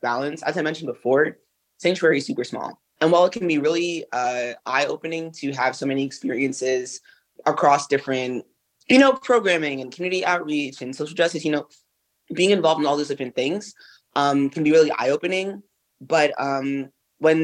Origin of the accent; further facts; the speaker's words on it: New York City, New York, United States; urban kids like myself, like I'm from Brooklyn.